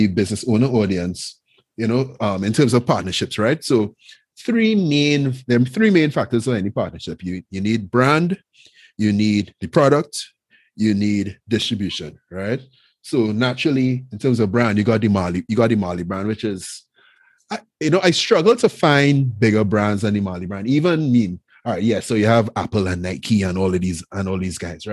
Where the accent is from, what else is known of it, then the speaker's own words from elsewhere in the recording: Trinidad & Tobago; I'm not from Jamaica. I'm Trinidad. It's a whole different island.